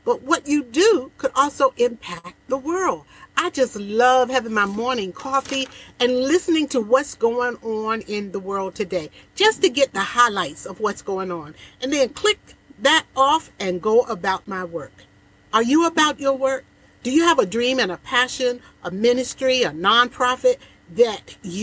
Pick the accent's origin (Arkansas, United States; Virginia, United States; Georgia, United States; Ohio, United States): Virginia, United States; Portsmouth; my hometown, Portsmouth, Virginia, a city that I was brought up in and raised